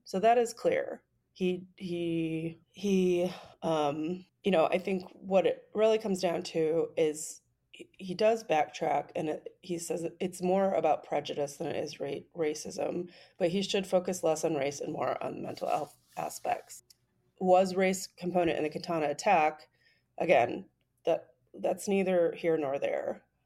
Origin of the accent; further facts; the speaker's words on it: United States; as an American